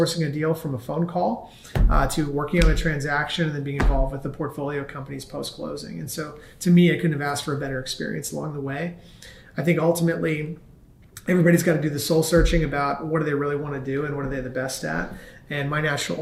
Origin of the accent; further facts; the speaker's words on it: Cincinnati, Ohio, United States; moved away as an adult; I grew up in Cincinnati, Ohio, very much a Midwestern background, and lived there my entire life through the end of high school.